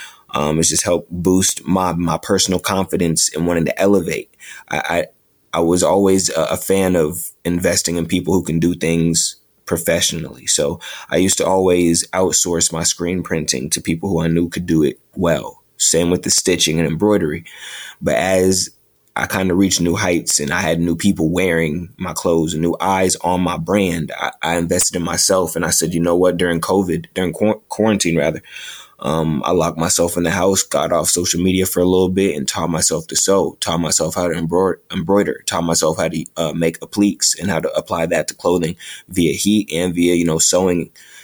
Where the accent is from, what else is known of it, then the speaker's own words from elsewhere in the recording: New York, United States; I've been blessed to have 3 pop-up shops, all of them in my home state of New York.